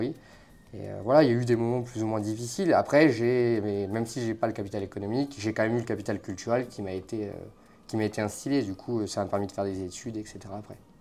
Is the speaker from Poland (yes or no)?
no; the North, France; accent: Nord; moved away; also born or lived in Paris region; Plus j'ai un accent du Nord